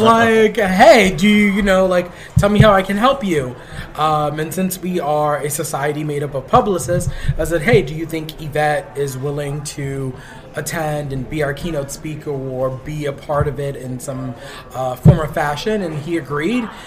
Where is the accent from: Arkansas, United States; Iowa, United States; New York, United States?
New York, United States; New York City; I'm Puerto Rican. I grew up in the Bronx